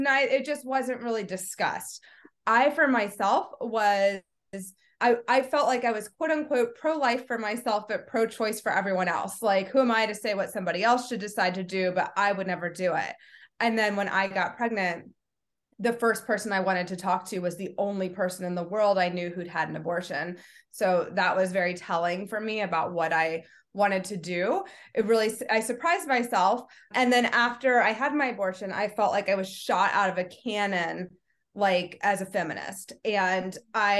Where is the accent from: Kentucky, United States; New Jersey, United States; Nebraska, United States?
Kentucky, United States; I grew up in Kentucky